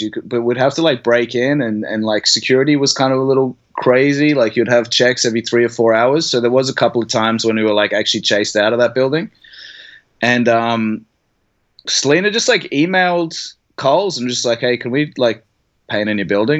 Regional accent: Brisbane, Queensland, Australia; also born or lived in Sydney; I grew up in Brisbane

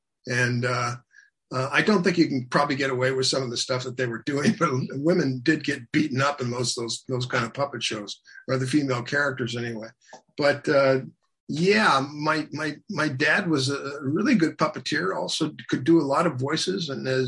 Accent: Seattle, Washington, United States; also born or lived in Japan / Germany / Georgia, United States; I'm an army brat, so we lived all over. I was born in Japan. We lived in Germany. We lived in Georgia. We lived all over. Although my formative years were in Seattle.

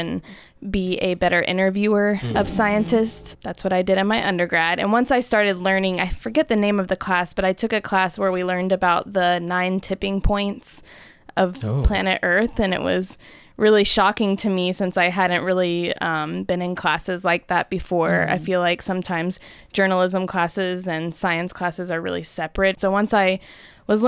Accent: Pensacola, Florida, United States; also born or lived in Miami; I grew up in Pensacola near the beach

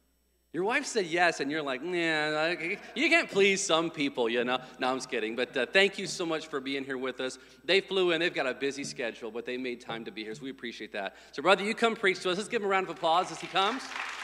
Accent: Geneseo, Illinois, United States; now in California, United States; where I grew up in Geneseo, Illinois.

